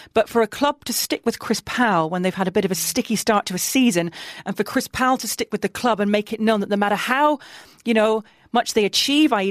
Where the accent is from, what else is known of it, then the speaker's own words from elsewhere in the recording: Middlesbrough, North East England, United Kingdom; moved away; Middlesbrough, my hometown team, when I was working in the North East covering local football